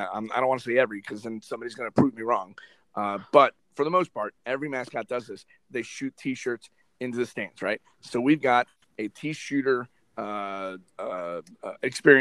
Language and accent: English; Miami, Florida, United States; moved away as an adult; now in Whiting, Indiana, United States; I'm from Miami. I'm born and raised in Miami, Florida. Never left until this opportunity came up